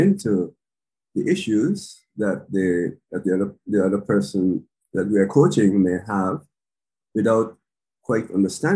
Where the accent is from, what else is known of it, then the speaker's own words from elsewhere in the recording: Canada; moved away as an adult; now in Japan; I grew up in Canada